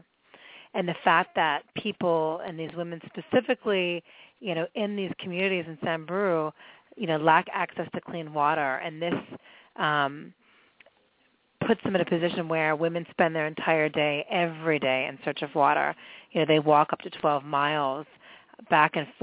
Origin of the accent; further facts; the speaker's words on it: Pittsburgh, Pennsylvania, United States; moved away; I grew up in Pittsburgh and in a, you know, a fairly conservative family, and in the 70s